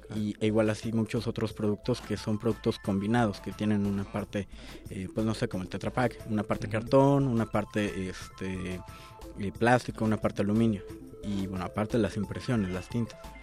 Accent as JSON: {"language": "Spanish", "region": "Mexico City", "country": "Mexico", "said": "yo no consigo como chilango tomarme un atole que no sea en un vaso"}